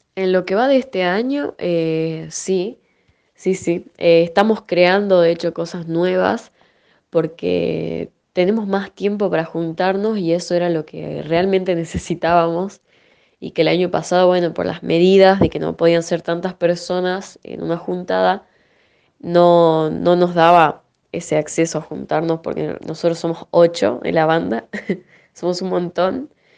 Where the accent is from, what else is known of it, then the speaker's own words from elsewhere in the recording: Salta, Argentina; cantautora salteña